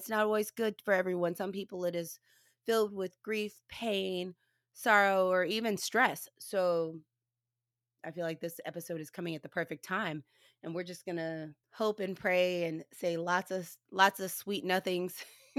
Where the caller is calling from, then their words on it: St. Louis, Missouri, United States; I will let you know I am recording from St. Louis, Missouri.